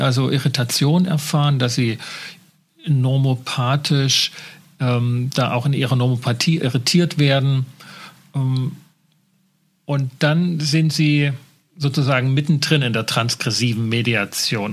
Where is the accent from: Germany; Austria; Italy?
Germany; bei uns in Deutschland